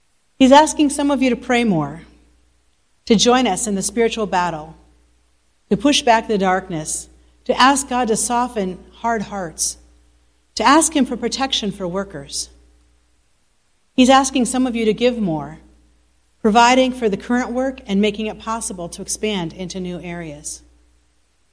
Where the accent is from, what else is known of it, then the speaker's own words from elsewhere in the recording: United States; moved away as an adult; also born or lived in New York; now in Bosnia and Herzegovina; as an American